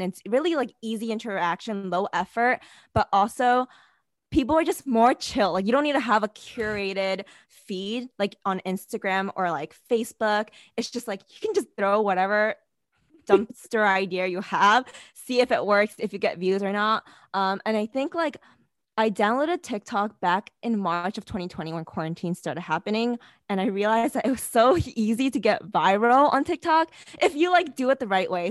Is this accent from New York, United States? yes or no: yes; New York City, New York, United States; I'm originally from New York City